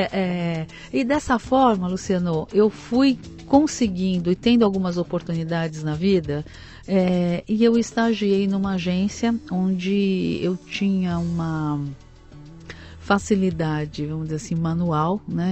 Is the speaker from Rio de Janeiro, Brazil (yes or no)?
no; São Paulo, Brazil; Eu nasci em São Paulo.